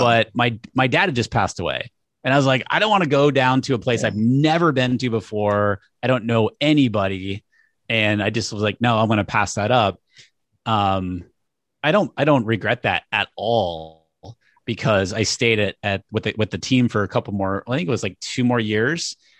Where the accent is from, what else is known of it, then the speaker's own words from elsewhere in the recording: New Hampshire, United States; I grew up in New Hampshire